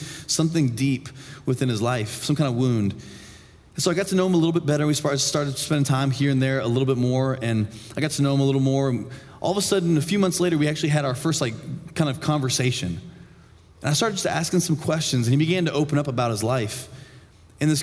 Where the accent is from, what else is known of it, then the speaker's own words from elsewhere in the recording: Indiana, United States; moved away; going home to my hometown in Indiana for the first time in like 6 years